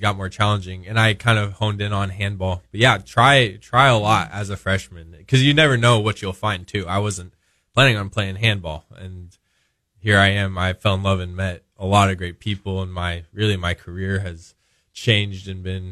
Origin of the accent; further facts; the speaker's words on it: Omaha, Nebraska, United States; moved away as an adult; I'm from Omaha, Nebraska